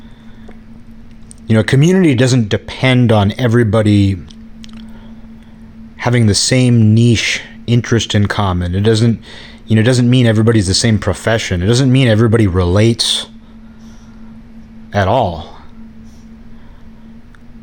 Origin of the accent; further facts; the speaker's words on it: Kirkland, Washington, United States; moved away; living in Kirkland, Washington, a suburb of Seattle